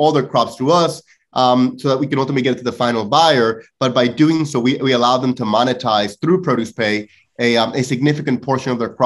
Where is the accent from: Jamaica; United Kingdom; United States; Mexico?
Mexico; northwest Mexico; moved away; I come from a very traditional four-generation farming family out of Northwest Mexico